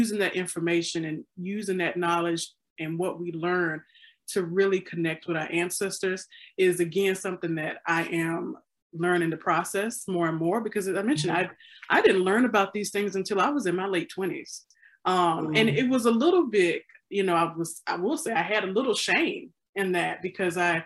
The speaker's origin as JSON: {"language": "English", "region": "Mississippi", "country": "United States", "tie": "born or raised there", "moved": "as an adult", "lives_now": "Chicago, United States", "said": "growing up in Mississippi that I did not know about my own people. And I had to leave home, actually, and come here to Chicago"}